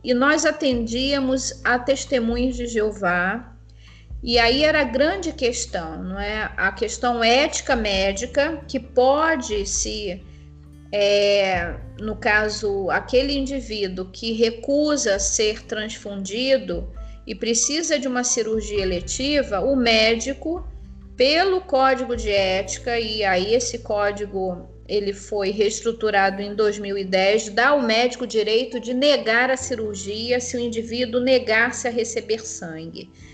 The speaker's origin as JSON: {"language": "Portuguese", "region": "Rio de Janeiro", "country": "Brazil", "lives_now": "Macaé, Brazil", "said": "sou do Rio de Janeiro, mas moro na cidade de Macaé"}